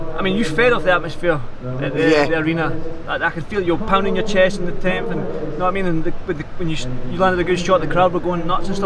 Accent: Scotland, United Kingdom; I'm Scottish

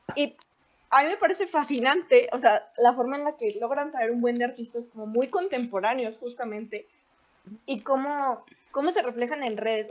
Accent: León, Guanajuato, Mexico; todas las que somos de León

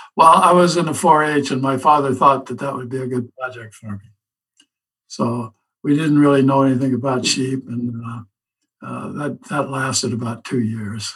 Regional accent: Southern Illinois, United States; now in North Carolina, United States; I grew up in Southern Illinois on a farm.

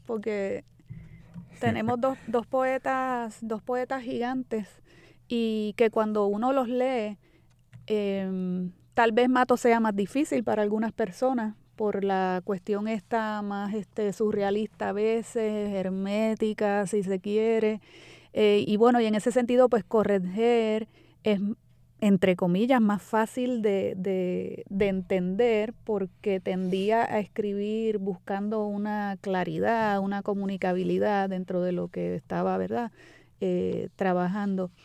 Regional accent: Puerto Rico; somos los puertorriqueños

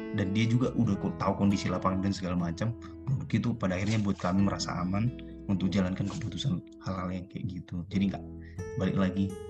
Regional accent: past Poso, Central Sulawesi, Indonesia

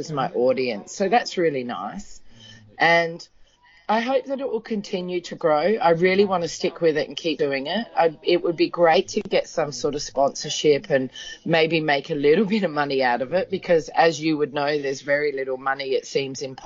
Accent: Adelaide, South Australia, Australia; my hometown in Australia, which is Adelaide

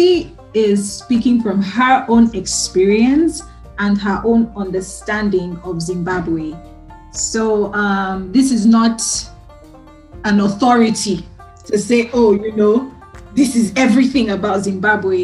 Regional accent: Nigeria; moved away; I'm from Nigeria.

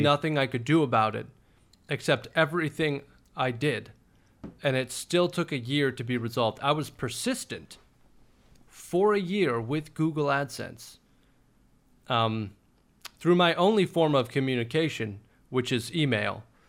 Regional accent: Austin, Texas, United States; also born or lived in Los Angeles; Born and raised in Austin, we're pretty we're pretty laid back as far as cities go

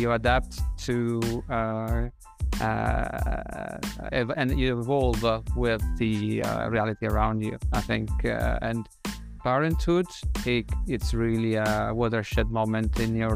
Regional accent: Umbria, Italy; moved away as an adult; also born or lived in Rome, Italy / Netherlands; now in London, United Kingdom; My curiosity has brought me from my hometown and in the gentle hills of Umbria to then Roma to do my university

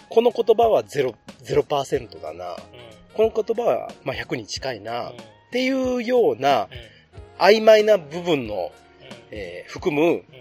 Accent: Yamaguchi, Japan; 地元山口は、お通しって言われたんです。

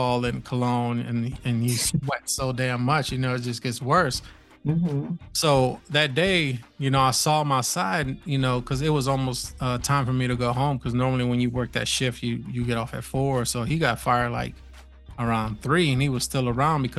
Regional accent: New York, United States; moved away; I was from New York

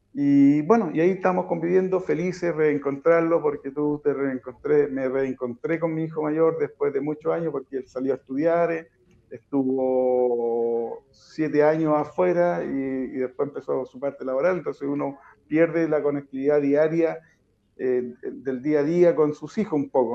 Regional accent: Putú, Maule, Chile; siempre soy dirigente eh, en Putú y siempre luché por mi pueblo

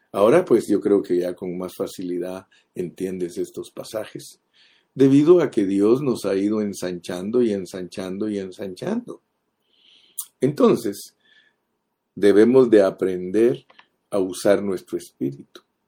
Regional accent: Guatemala; now in United States; Los guatemaltecos no podemos dejar de comer frijoles negros

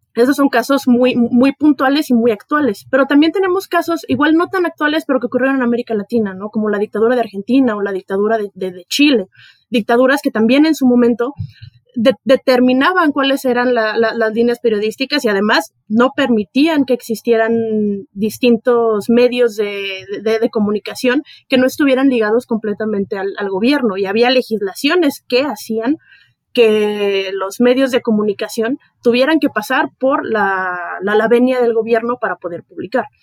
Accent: Ciudad Juárez, Chihuahua, Mexico; now in Mexico City, Mexico; Yo soy de Ciudad Juárez

